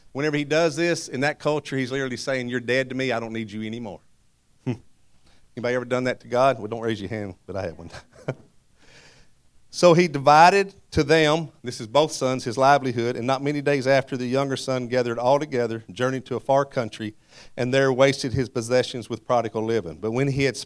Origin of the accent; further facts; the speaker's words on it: Madisonville, Kentucky, United States; Madisonville, Kentucky